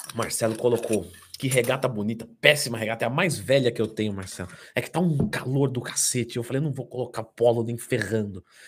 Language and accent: Portuguese; São Paulo, Brazil; Eu sou de São Paulo